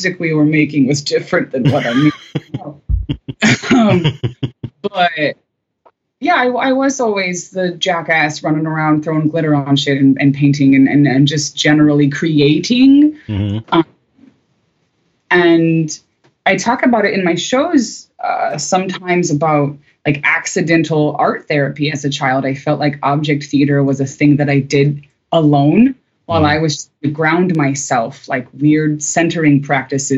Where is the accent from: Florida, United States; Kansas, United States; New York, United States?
Kansas, United States; moved away as an adult; also born or lived in Chicago; I'm from the middle of nowhere. I'm from Kansas.